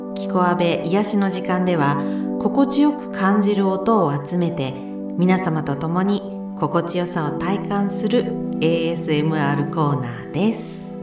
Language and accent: Japanese; Akita, Japan; 秋田県生まれでございまして